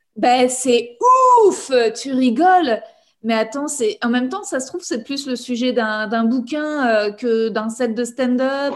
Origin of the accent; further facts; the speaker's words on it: Paris, Île-de-France, France; j'ai grandi en fait dans un environnement ultra privilégié parce que j'ai grandi à Paris